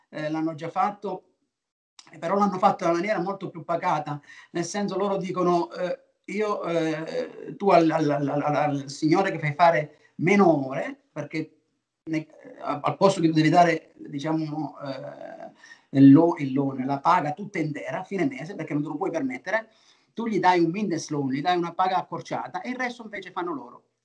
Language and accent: Italian; Naples, Campania, Italy; io sono di Napoli, io sono di qua